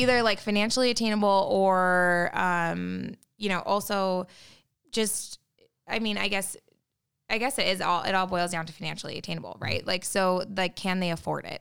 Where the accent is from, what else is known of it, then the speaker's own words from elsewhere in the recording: Utah, United States; growing up in Utah